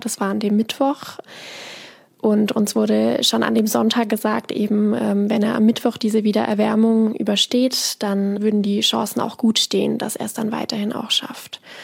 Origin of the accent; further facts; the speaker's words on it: near Freiburg, Baden-Württemberg, Germany; moved away as an adult; also born or lived in Bavaria; Ich bin eben in Sechsau aufgewachsen, in einem Dorf, bin dann, um meine Ausbildung zu machen, eben nach Bayern gezogen